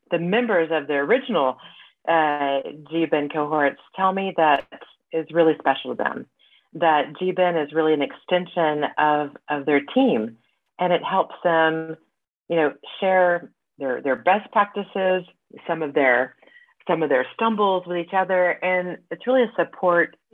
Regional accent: United States; now in Paris, France; I am an American living in Paris

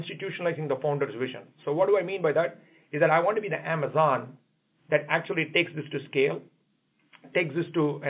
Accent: India; now in United States; I come from India

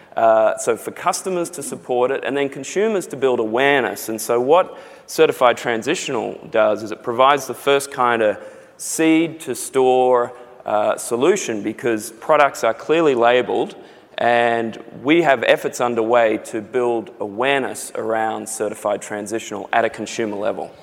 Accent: Australia; accent: Australian; now in San Diego, United States; from my accent, you can probably tell I'm Australian.

